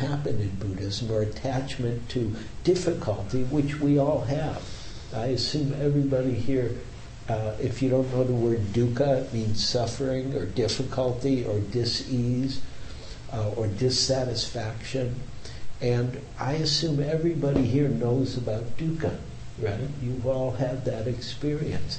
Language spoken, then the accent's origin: English; Detroit, Michigan, United States; now in San Francisco, United States; I grew up in a whole other world than San Francisco. I grew up in Detroit